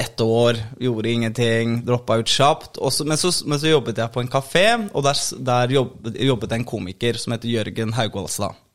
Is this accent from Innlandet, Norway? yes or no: no; Oslo, Norway; moved away as an adult; also born or lived in Bergen; jeg vokste opp i Oslo, og så, liksom, og så var jeg til og så, Jeg flyttet til Bergen da jeg var 24-ish